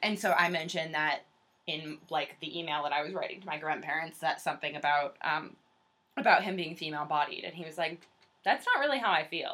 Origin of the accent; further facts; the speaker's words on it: Western Massachusetts, United States; I'm from Western Mass.